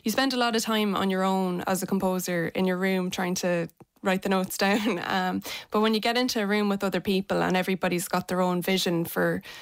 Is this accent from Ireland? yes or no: yes; Athlone, Leinster, Ireland; I'm from Athlone